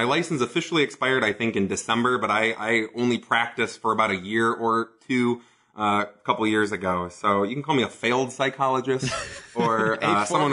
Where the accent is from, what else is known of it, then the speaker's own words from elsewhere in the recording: Detroit, Michigan, United States; moved away as an adult; also born or lived in Ann Arbor, Michigan / Germany / China; in a little hamlet just outside of Detroit, Michigan. That's where I was born, and that's where I grew up, and I spent almost my entire first two decades in and around Detroit, Michigan